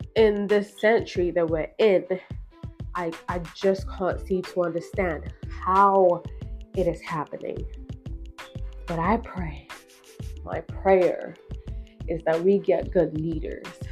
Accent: Ghana; as a Ghanaian

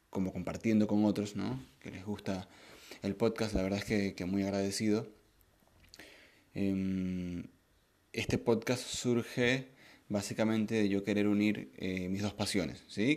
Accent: Maracaibo, Zulia, Venezuela; moved away as an adult; yo soy de Maracaibo

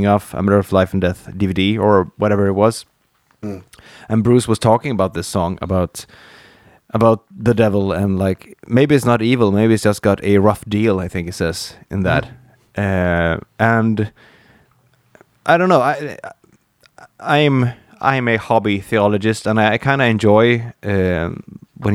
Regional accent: Dalarna County, Sweden; I grew up in Dalarna

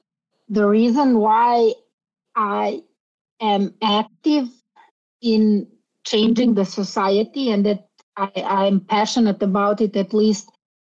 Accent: Sarajevo, Federation of Bosnia and Herzegovina, Bosnia & Herzegovina; now in Belgrade, Serbia; In the 1990s, I actually was a refugee. I came from Bosnia, from Sarajevo to Belgrade.

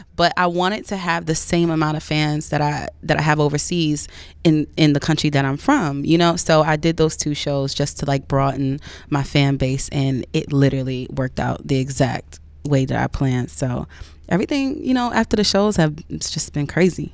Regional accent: Woodbridge, New Jersey, United States; also born or lived in Hillside, New Jersey; now in New York, United States; I'm from Woodbridge, New Jersey

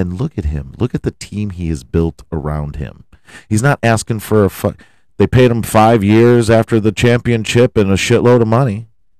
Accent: Cleveland, Ohio, United States; I'm from Cleveland.

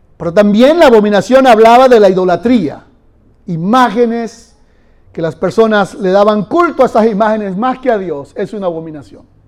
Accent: Venezuela; moved away; Yo allá en Venezuela corrí un poquito más que aquí. Allá se puede correr mucho.

